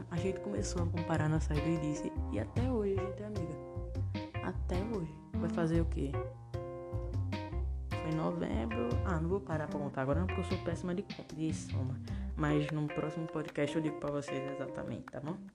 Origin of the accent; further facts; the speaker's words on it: Northeast Region, Brazil; Porque eu sou nordestino, eu falo assim, mas minha mãe é que me ensinou.